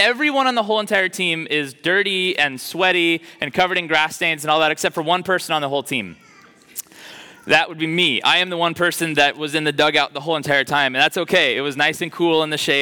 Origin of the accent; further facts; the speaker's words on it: Oklahoma, United States; moved away; I grew up in Oklahoma. We're used to second summers